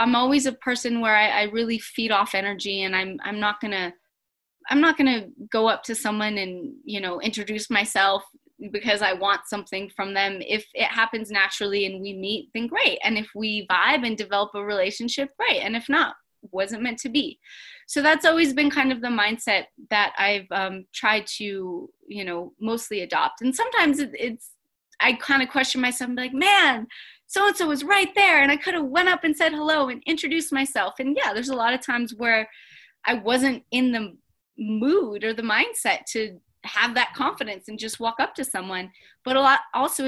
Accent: Colorado, United States; now in Los Angeles, United States; I was raised in Colorado

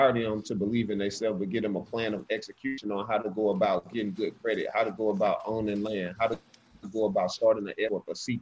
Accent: Alexander City, Alabama, United States; I am from Alexander City, Alabama. That's where I was born

